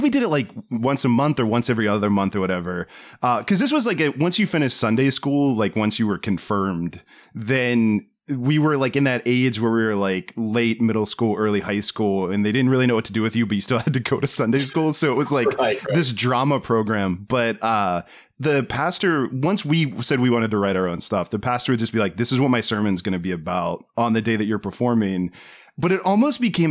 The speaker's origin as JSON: {"language": "English", "region": "Maryland", "country": "United States", "said": "I'm from Maryland"}